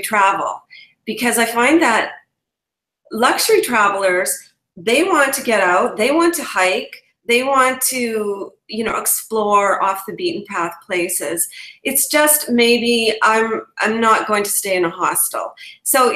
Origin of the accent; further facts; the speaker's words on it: Canada; also born or lived in England; I'm a Canadian travel blogger